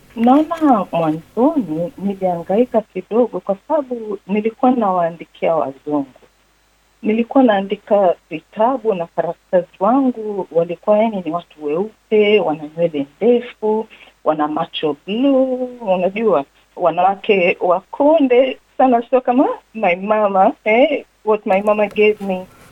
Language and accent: Swahili; Tanzania; also born or lived in Kenya / England; now in Melbourne, Australia; Nilizaliwa Tanzania, nimeishi miaka mingi Kenya na niliishi pia nani England, lakini sasa hivi niko Melbourne, Australia